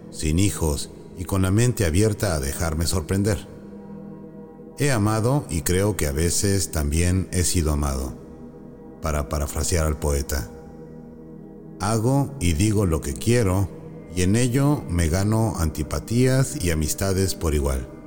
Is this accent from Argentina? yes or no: no; Jalisco, Mexico; also born or lived in Sonora; Nací en Sonora, pero viví mayormente en Jalisco. Iba dos meses a Europa y me quedé dos años. He vivido en más de siete ciudades, dos aldeas